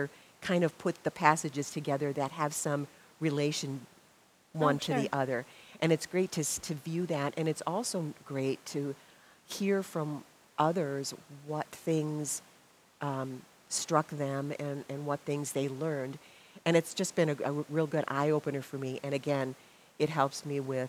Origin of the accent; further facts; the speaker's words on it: Milwaukee, Wisconsin, United States; I grew up in Milwaukee.